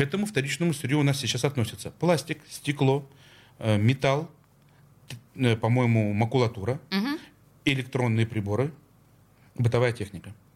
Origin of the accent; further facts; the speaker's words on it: Saint Petersburg, Russia; Я как петербуржец